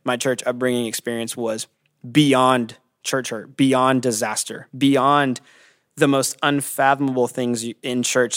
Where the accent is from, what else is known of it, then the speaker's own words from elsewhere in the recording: California, United States; I'm from California, and I'm the downtown campus pastor